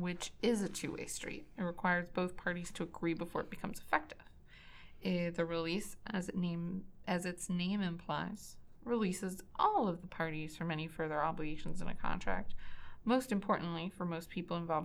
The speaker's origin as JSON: {"language": "English", "town": "Boston", "region": "Massachusetts", "country": "United States", "said": "I'm from Boston"}